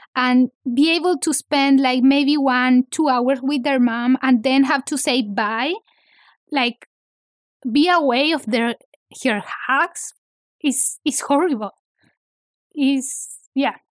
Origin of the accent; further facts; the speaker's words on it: Santiago, Santiago Metropolitan Region, Chile; English is a second language; moved away as an adult; now in Los Angeles, United States; I grew up in Santiago